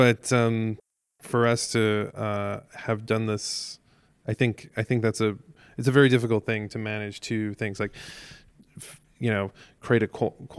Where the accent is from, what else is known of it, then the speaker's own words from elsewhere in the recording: Ireland; I grew up in Ireland.